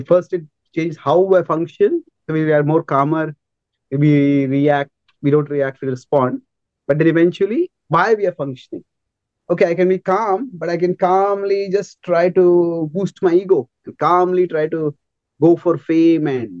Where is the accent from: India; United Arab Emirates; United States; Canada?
India; I grew up in India